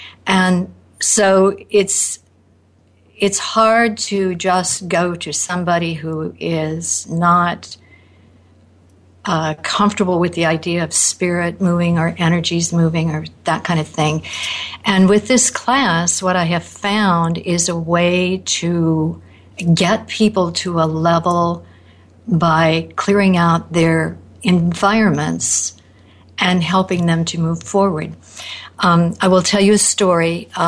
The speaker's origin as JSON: {"language": "English", "town": "Naperville", "region": "Illinois", "country": "United States", "said": "I'm from Naperville, Illinois."}